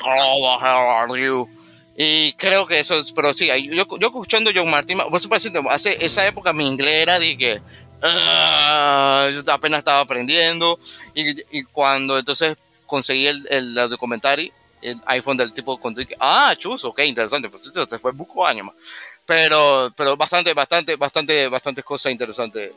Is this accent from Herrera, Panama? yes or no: no; Santa Librada, Panama; yo soy de Santa Librada